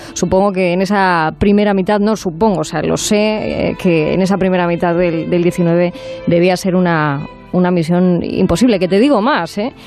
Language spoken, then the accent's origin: Spanish; Asturias, Spain; moved away; volver a respirar aires de mi tierra